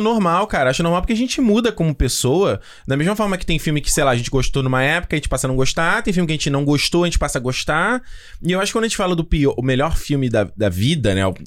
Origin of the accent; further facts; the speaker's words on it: Brazil; now in Canada; como brasileiro